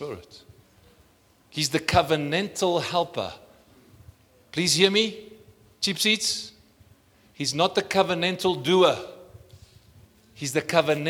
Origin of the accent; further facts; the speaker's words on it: South Africa; I'm South African